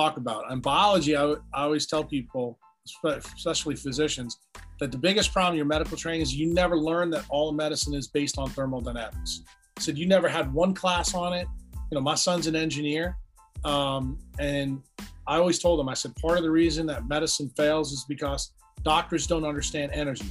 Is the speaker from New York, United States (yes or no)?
yes; New York, United States; I grew up in New York